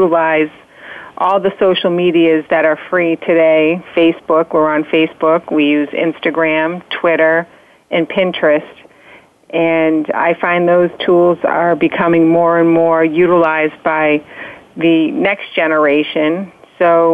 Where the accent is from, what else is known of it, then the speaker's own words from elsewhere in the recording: Marshfield, Massachusetts, United States; now in Scituate, United States; I grew up in the Brant Rock section of Marshfield